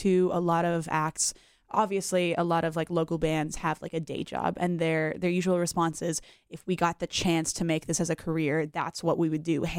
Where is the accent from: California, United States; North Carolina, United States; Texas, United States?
North Carolina, United States; Charlotte; now in Raleigh, United States; I grew up in Charlotte, so I cut my teeth in the scene over there